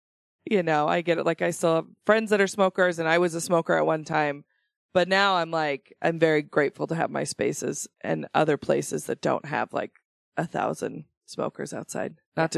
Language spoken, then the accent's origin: English; Idaho, United States; I am from Idaho.